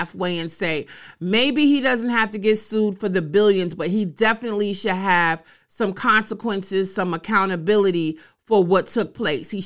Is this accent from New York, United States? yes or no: yes; New York, United States; I'm a New Yorker